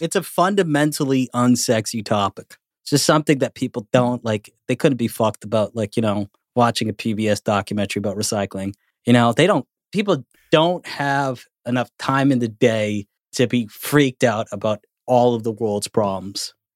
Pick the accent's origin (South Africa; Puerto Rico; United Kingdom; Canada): Canada; I'm Canadian